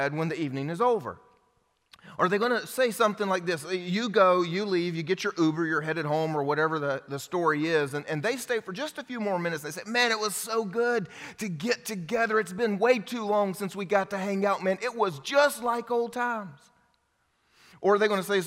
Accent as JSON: {"language": "English", "region": "the Bible Belt", "country": "United States", "tie": "born or raised there", "said": "I grew up here in the Bible Belt going to church"}